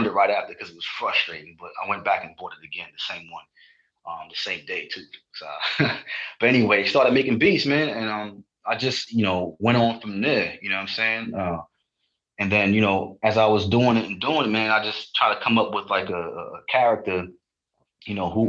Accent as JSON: {"language": "English", "town": "New York City", "region": "New York", "country": "United States", "tie": "born or raised there", "also_born_or_lived": "Dominica", "said": "I grew up in Queens, South Jamaica, Queens."}